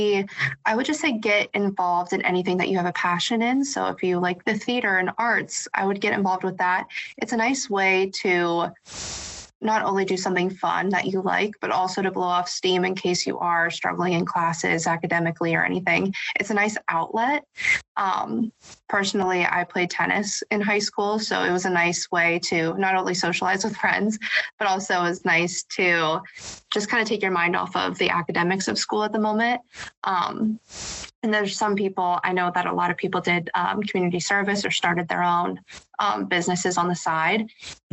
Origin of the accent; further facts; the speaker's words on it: DuBois, Pennsylvania, United States; I grew up in Dubois, PA